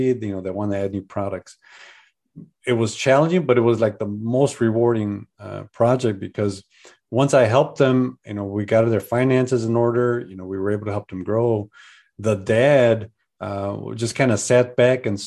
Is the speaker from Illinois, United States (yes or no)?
yes; Chicago, Illinois, United States; moved away; also born or lived in Colorado / San Diego, California; I'm from Chicago